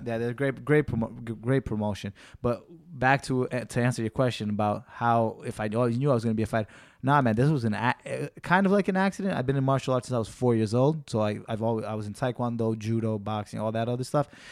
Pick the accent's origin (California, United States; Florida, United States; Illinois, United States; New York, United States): New York, United States; being that I'm a local guy, I'm from New York